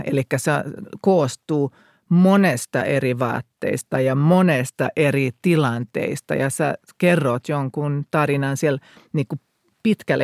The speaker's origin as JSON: {"language": "Finnish", "country": "Finland", "said": "mä tulin kotiin käymään Suomeen"}